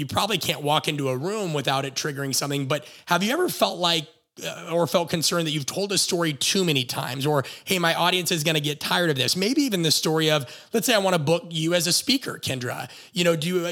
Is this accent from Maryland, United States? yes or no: no; Nebraska, United States; moved away; also born or lived in Phoenix / Los Angeles; My wife and I are from Nebraska